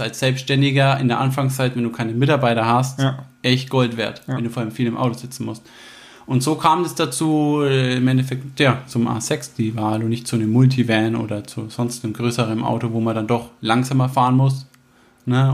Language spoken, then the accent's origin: German; Herzogenaurach, Bavaria, Germany; Bin da groß geworden in der Stadt